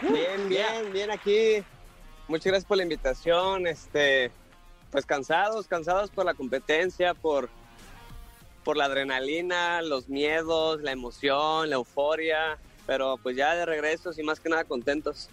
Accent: Monterrey, Nuevo León, Mexico; yo soy de Monterrey

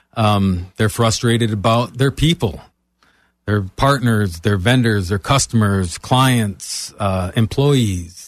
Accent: Michigan, United States; moved away as an adult; now in Florida, United States; I'm originally from Michigan

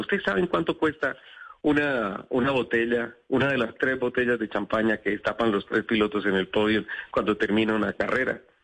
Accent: Colombia; soy el primer colombiano a levantar la mano

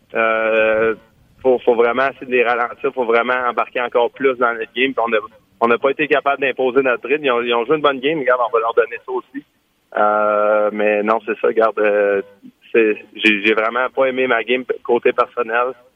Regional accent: Quebec, Canada; en tant que Québécois

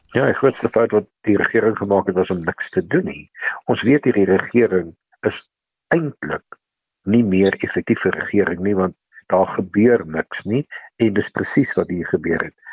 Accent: South Africa; Ons as Suid-Afrikaners

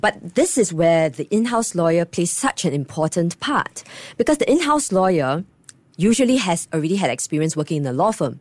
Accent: Singapore; I'm proud Singaporean

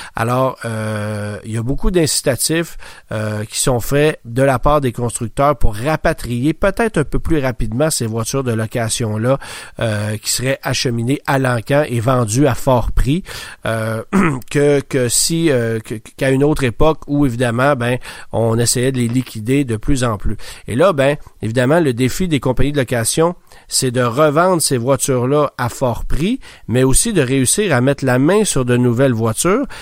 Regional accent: Quebec, Canada; chez nous au Québec

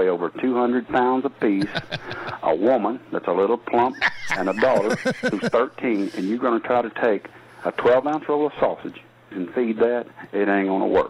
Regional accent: Texas, United States; I'm not from the North. I'm a Texas man

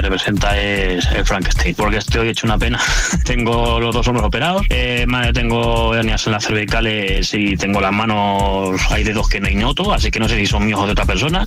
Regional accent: Getafe, Community of Madrid, Spain; soy de Getafe

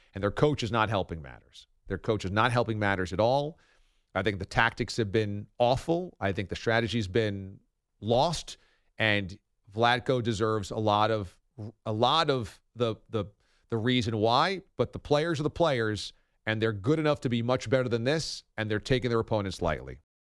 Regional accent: United States; as an American

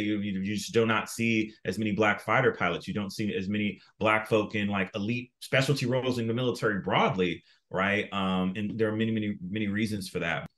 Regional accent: South Florida, United States; I grew up in South Florida

